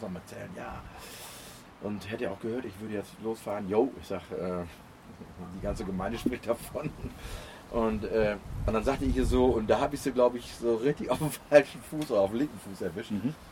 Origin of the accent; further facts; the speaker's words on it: Osnabrück, Lower Saxony, Germany; ich bin ja komme auch aus der Gegend von Osnabrück